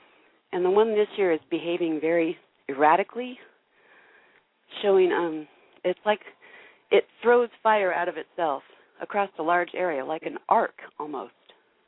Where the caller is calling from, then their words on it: Idaho, United States; I'm calling from Idaho.